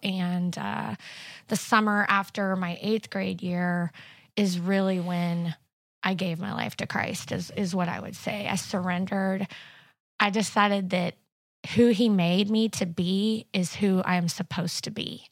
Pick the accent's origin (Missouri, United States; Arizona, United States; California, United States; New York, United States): Missouri, United States; Carthage; also born or lived in Springfield, Missouri; I was born in Carthage, Missouri, and, uh, went to school there my whole life